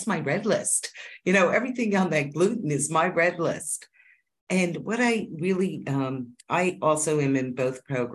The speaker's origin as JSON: {"language": "English", "region": "Pennsylvania", "country": "United States", "moved": "yes", "said": "I'm originally from Pennsylvania, a big Quaker state"}